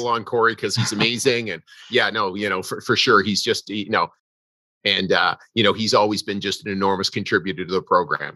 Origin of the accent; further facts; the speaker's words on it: Canada; I'm a Canadian.